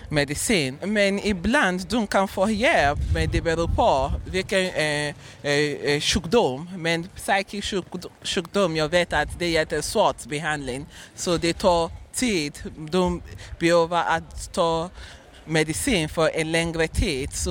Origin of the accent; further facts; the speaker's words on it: Nigeria; now in Sweden; Nej, jag kommer från Nigeria.